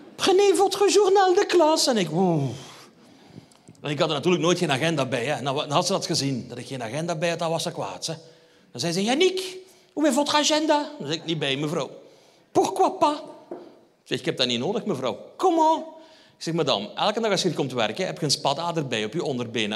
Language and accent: Dutch; Limburg, Flanders, Belgium; ik kom van Limburg